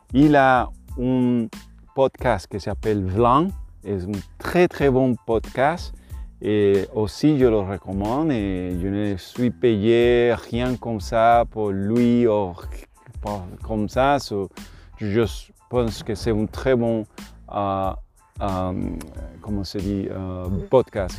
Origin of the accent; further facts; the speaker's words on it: Puerto Rico; French is a second language; je suis de Puerto Rico